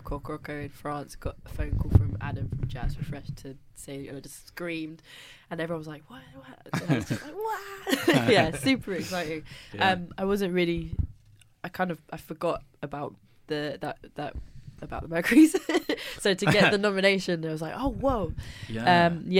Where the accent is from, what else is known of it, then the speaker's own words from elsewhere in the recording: Welwyn Garden City, East of England, United Kingdom; I'm not from Luton. I'm from Wellington City